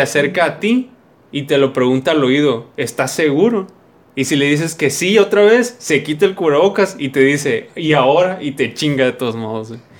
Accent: Sonora, Mexico; somos de Sonora

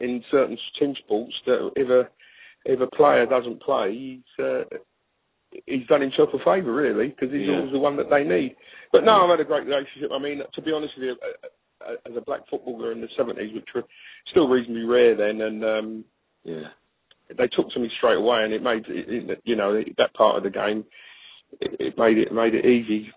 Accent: London, United Kingdom; I'm growing up in the East End of London

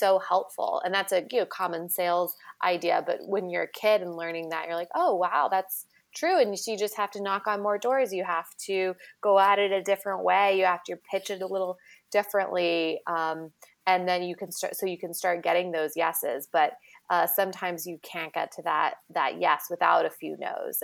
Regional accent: Kansas, United States; I'm from Kansas

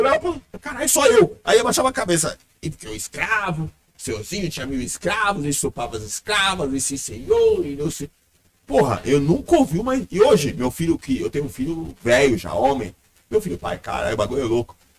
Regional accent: Brazil; o Brasil porque foi onde eu, onde eu cresci, onde eu nasci, pelo menos nesse corpo

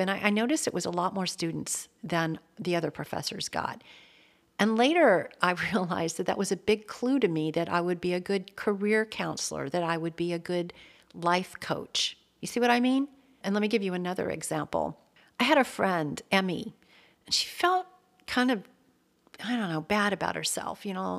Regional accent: Atlanta, Georgia, United States; So I grew up in Atlanta, Georgia.

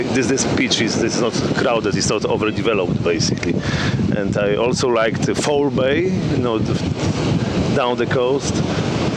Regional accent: Poland; I'm from Poland

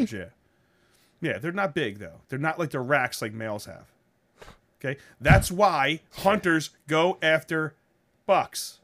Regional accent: United States; I'm an American with Italian descent

